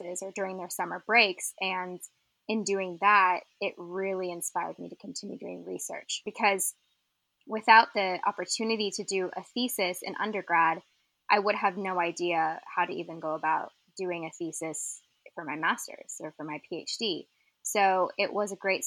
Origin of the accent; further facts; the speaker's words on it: Arizona, United States; moved away as an adult; also born or lived in St. Petersburg, Florida; I grew up in Arizona, landlocked desert